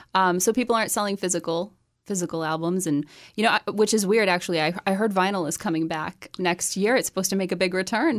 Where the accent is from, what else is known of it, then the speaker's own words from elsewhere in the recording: Chelmsford, Massachusetts, United States; moved away as an adult; now in Nashville, United States; I grew up in Chelmsford, Massachusetts